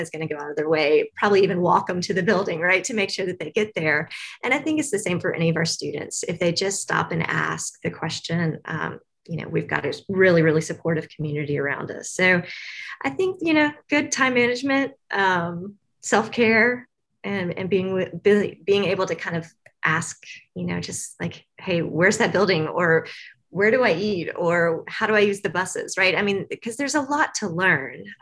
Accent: Tennessee, United States; I grew up in the South. Um, so I grew up just north of here in Tennessee.

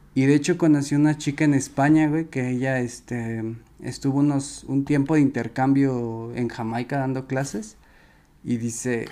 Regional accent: Mexico

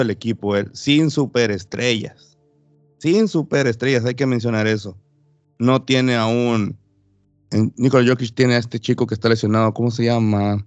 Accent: Los Cabos, Baja California Sur, Mexico; mi tierra, Baja California Sur, Los Cabos

